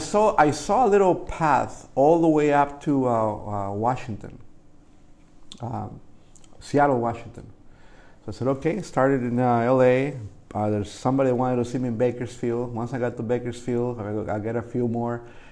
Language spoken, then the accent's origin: English; Jalisco, Mexico; now in Whittier, United States; Because even though I'm Mexican, you know, I came from Jalisco, which is deep down in there, right into Whittier.